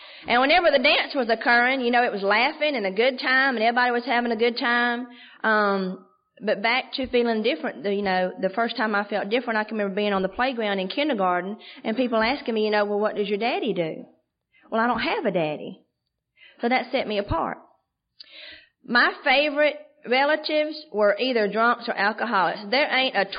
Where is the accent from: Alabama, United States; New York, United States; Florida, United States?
Alabama, United States; Andalusia; Andalusia's my hometown. It's a little bitty town, South Alabama